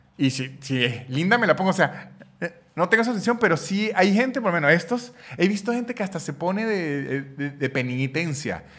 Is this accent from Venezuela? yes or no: yes; San Cristóbal, Táchira, Venezuela; yo soy de San Cristóbal, en donde la cultura del béisbol no está tan apasionada